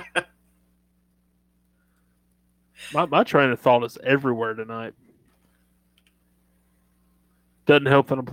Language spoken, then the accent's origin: English; Southern United States, United States; accent: Southern; you're in my hometown